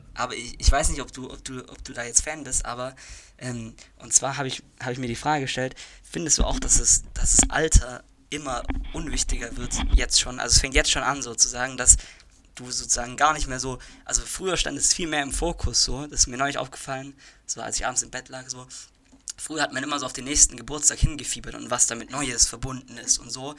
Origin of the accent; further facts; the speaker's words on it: Germany; bei uns in Deutschland